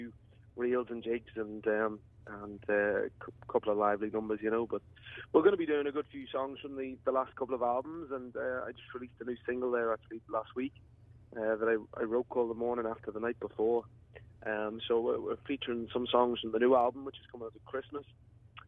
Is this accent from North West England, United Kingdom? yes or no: yes; Liverpool, North West England, United Kingdom; moved away as an adult; also born or lived in Donegal, Ireland; now in Enniskillen, United Kingdom; I was born in Liverpool, and then I moved to Ireland when I was 19